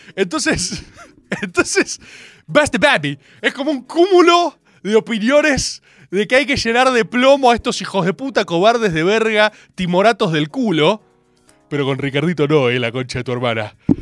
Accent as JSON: {"language": "Spanish", "country": "Argentina", "said": "como Argentina"}